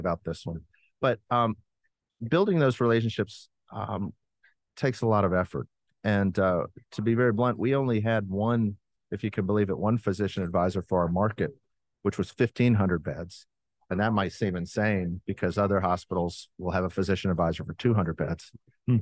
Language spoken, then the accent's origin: English; Alabama, United States; moved away; I'm from Alabama